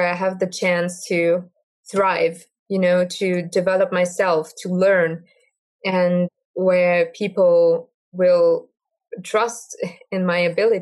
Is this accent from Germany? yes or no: yes; Germany; I am from Germany